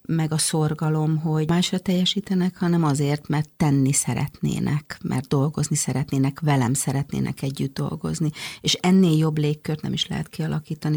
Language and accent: Hungarian; Hungary; moved away as an adult; also born or lived in Stockholm, Sweden; nekem szülőhazám. Tehát, hogy olyan elmondhatatlan vágyam volt arra, hogy visszajöjjek Magyarországra